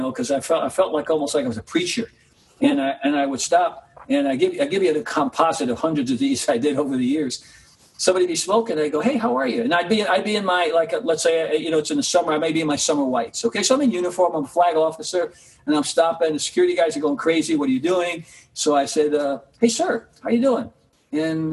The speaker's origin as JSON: {"language": "English", "town": "New York City", "region": "New York", "country": "United States", "tie": "born or raised there", "said": "my growing up in Harlem and the Bronx"}